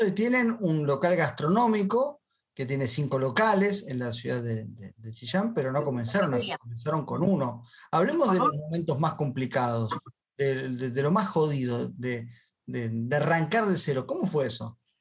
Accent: Argentina; yo soy argentino

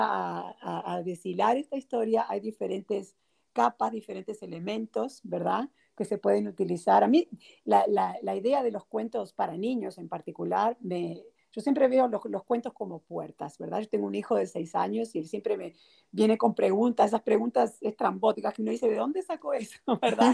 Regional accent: Montevideo, Uruguay; moved away as an adult; also born or lived in New Orleans; now in United States; yo soy de Montevideo, Uruguay. Nací en Uruguay y crecí en Uruguay también.

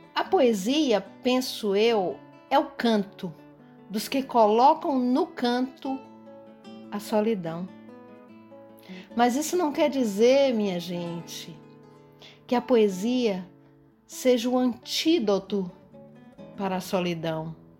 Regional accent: Bahia, Brazil; sou baiana

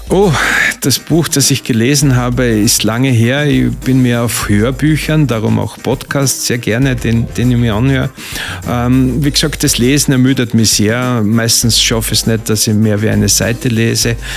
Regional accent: Styria, Austria; also born or lived in South Africa / Switzerland / Baden bei Wien; now in Pörtschach am Wörthersee, Austria; ich bin ein geborener Steirer

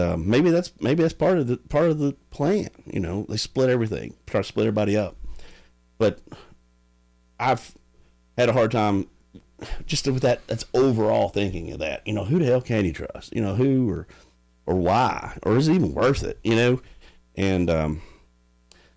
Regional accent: United States; I grew up in Sharkey

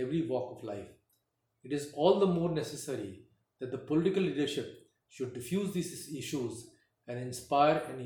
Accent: India; We are born and raised in India

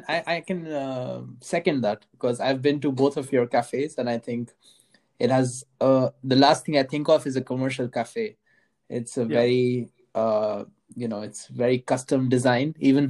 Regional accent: India; moved away; I'm coming from India

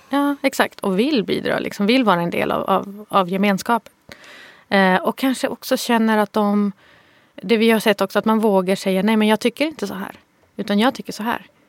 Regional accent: Malmö, Skåne, Sweden; Jag kommer från Rosengård i Malmö

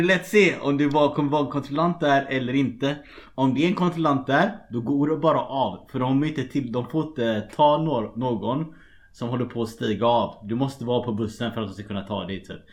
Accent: Gothenburg, Västra Götaland, Sweden; moved away as an adult; also born or lived in Shanghai, China; now in Dublin, Ireland; jag är också från Göteborg

